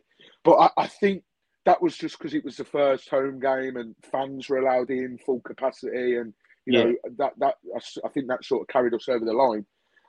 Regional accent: Birmingham, West Midlands, United Kingdom; Originally, as you can tell from my accent, I am from Birmingham.

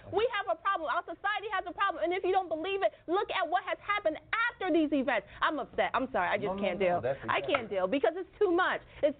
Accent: Durham, North Carolina, United States; Durham, North Carolina is my hometown.

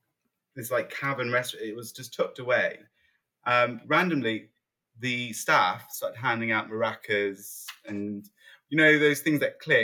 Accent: East Midlands, United Kingdom; It was in Lincolnshire. Yeah.

